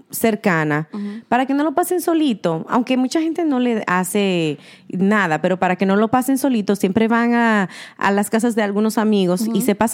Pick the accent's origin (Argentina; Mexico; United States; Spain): United States; New York City, New York; somos eh, neoyorquinas